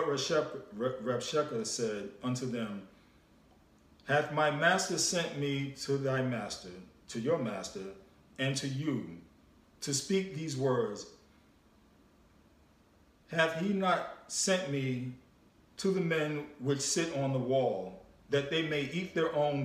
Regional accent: New York, United States; growing up in New York, growing up around the environment I was

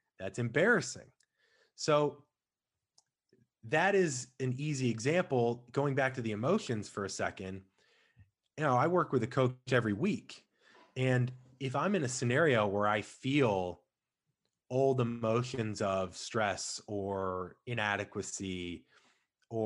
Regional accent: St. Louis, Missouri, United States; I come from St. Louis. We didn't have an NBA team

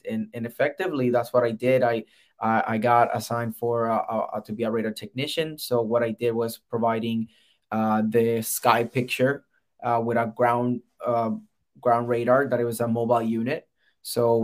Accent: Puerto Rico; moved away as an adult; So I'm originally from Puerto Rico. I got recruited with the Air Force directly from the island.

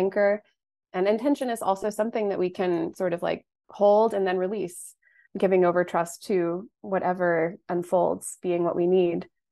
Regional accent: United States; growing up in the United States

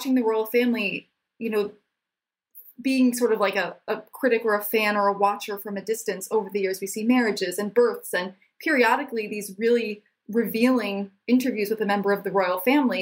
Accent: United States; as an American

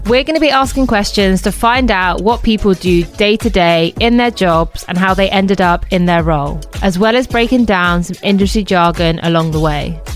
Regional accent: Bristol, South West England, United Kingdom; moved away as an adult; now in London, United Kingdom; I'm originally from Bristol. I've been living in London for over six years

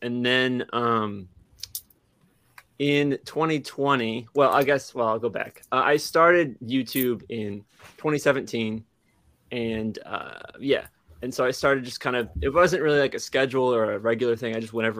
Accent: Illinois, United States; born there; also born or lived in Eastern Michigan; I was born in Illinois, kind of moved around a whole lot for my dad's work, finally ended up in Eastern Michigan.

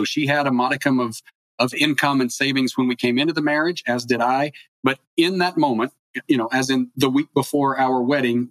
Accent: East Coast, United States; now in California, United States; I grew up on the East Coast

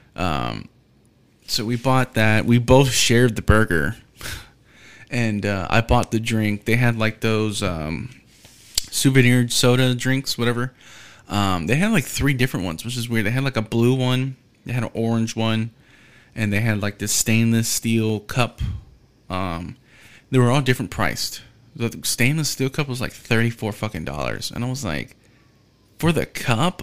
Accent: Houston, Texas, United States; I'm from Houston

